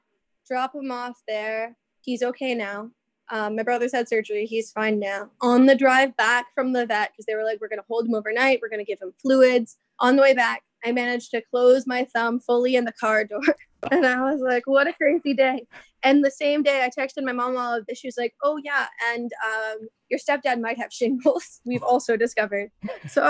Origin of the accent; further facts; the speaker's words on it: New York City, New York, United States; also born or lived in Ohio; I was born in Ohio, but grew up in New York City